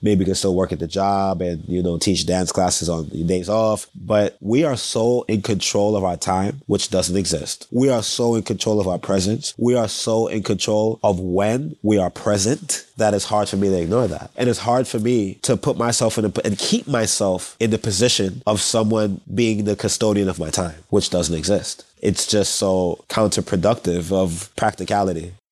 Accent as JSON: {"language": "English", "town": "New York City", "region": "New York", "country": "United States", "tie": "born or raised there", "moved": "yes", "lives_now": "Los Angeles, United States", "said": "it's almost impossible not to be engulfed by West Indian culture, being born and raised in New York City"}